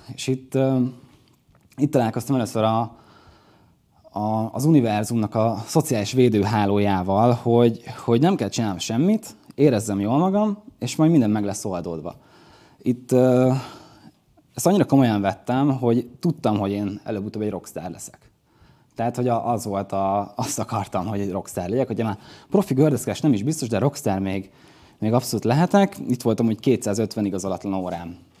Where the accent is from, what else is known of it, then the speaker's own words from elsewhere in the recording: Dunaújváros, Fejér, Hungary; Ugye akkor már hazaköltöztünk, vagyis Magyarországra költöztünk, ez a, ez a kép a Dunajvárosi Piros óvodába készült.